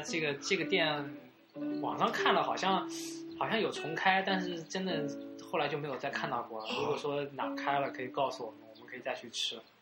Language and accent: Chinese; Hangzhou, Zhejiang, China; 以前小时候在吴山路上